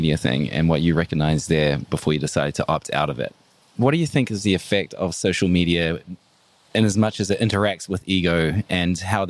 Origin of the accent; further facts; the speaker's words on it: New Zealand; I'm from New Zealand.